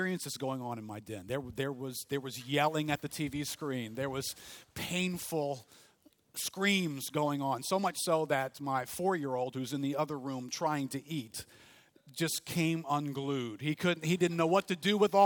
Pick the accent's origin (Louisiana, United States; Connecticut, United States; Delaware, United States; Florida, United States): Louisiana, United States; New Orleans; growing up in New Orleans